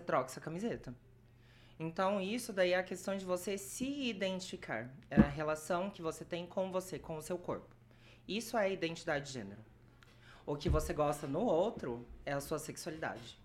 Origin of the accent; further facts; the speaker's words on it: Brazil; moved away as an adult; now in Maringá, Brazil; eu nasci em Morama, cresci lá até os meus 18 e eu vim para Maringá por conta da faculdade